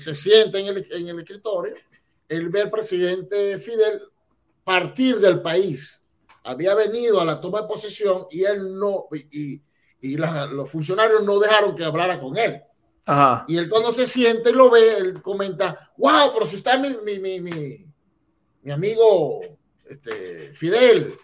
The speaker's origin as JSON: {"language": "Spanish", "town": "Barquisimeto", "region": "Lara", "country": "Venezuela", "tie": "born or raised there", "also_born_or_lived": "Acarigua-Araure, Venezuela", "moved": "as an adult", "lives_now": "Utah, United States", "said": "nací allí, pero me fui muy joven a, Barquisimeto, que es la ciudad musical de, Venezuela, y allí este, me casé y bueno, y estudié y hice parte de mi vida"}